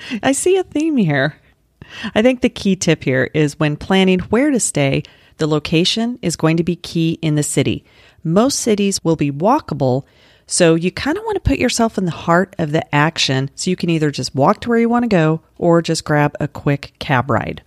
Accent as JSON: {"language": "English", "town": "Denver", "region": "Colorado", "country": "United States", "tie": "born or raised there", "moved": "yes", "lives_now": "Florida, United States", "said": "I grew up in Denver"}